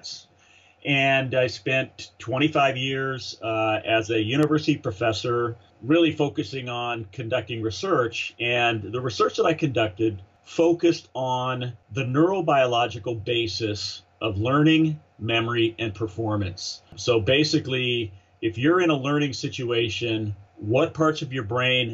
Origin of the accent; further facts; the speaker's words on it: Southern California, United States; moved away as an adult; now in Austin, United States; I'm a SoCal guy